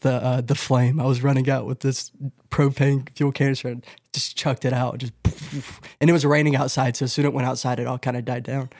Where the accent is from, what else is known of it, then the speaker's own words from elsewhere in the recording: North Carolina, United States; I just entered into my home state